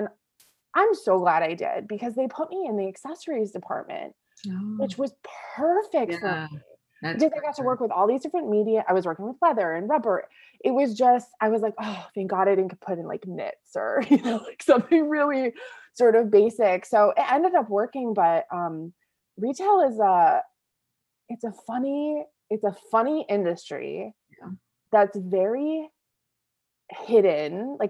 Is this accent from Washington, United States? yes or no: no; Boston, Massachusetts, United States